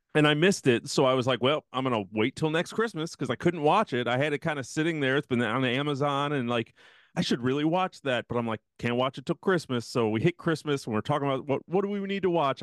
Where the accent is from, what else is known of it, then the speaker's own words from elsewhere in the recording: Midwest, United States; now in Texas, United States; growing up in the Midwest